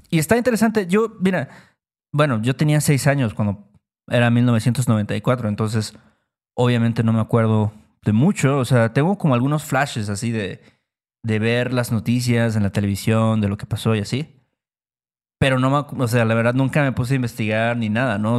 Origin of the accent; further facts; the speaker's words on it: Mexico; nosotros somos de México